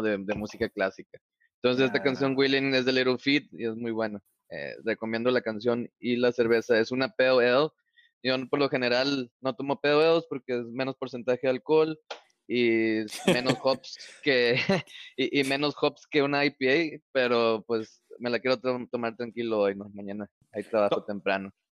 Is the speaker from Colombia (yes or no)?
no; Mexico; siendo mexicanos todos